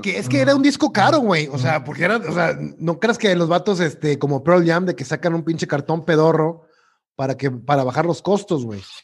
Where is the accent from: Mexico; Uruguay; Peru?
Mexico; uno como mexicano